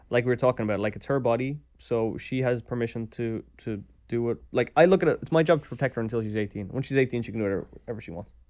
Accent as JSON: {"language": "English", "country": "Ireland", "said": "as an Irish person"}